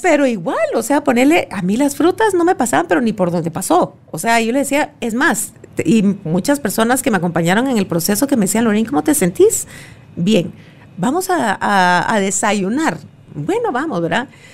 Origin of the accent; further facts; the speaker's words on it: Guatemala; como buena chapina